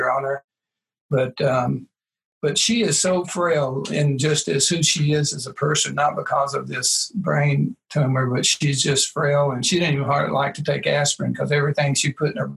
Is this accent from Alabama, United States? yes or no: yes; Birmingham, Alabama, United States; my hometown with an ace in Birmingham, Alabama